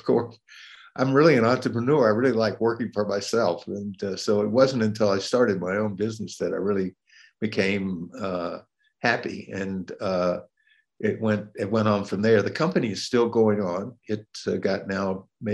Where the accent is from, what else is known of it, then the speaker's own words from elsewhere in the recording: Atlanta, Georgia, United States; moved away as an adult; I grew up in Atlanta, Georgia